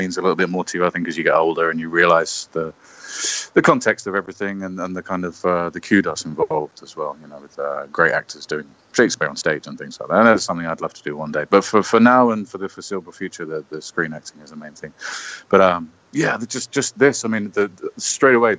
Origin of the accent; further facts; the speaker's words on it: London, United Kingdom; I'm English. I'm from London, obviously